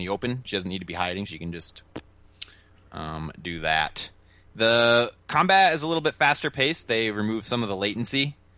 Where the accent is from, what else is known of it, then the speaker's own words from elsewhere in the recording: United States; I'm an American